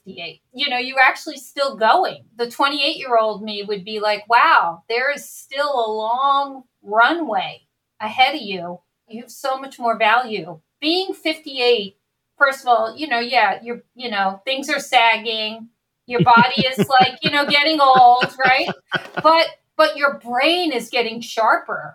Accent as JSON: {"language": "English", "region": "New York", "country": "United States", "tie": "born or raised there", "moved": "as an adult", "lives_now": "Oakland, United States", "said": "I grew up in New York."}